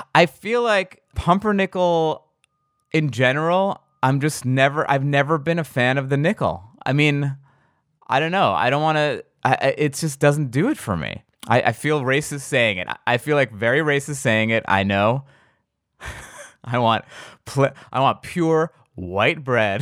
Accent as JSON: {"language": "English", "region": "New York", "country": "United States", "said": "I'm from New York"}